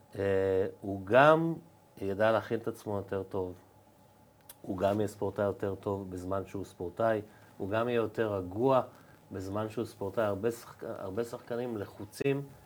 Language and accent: Hebrew; Givatayim, Tel Aviv District, Israel; גדלנו ביחד ברחוב גבע בגבעתיים